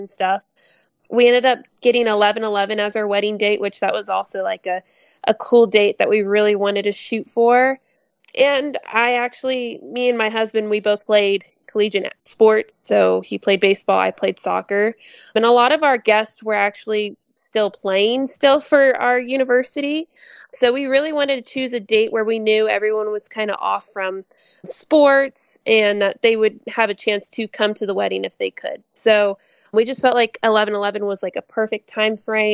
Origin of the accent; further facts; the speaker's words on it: San Antonio, Texas, United States; I'm from San Antonio, Texas.